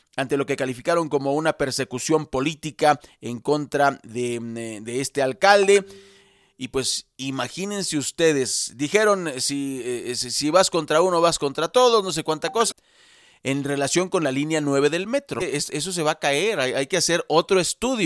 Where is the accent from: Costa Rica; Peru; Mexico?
Mexico; Somos mexicanos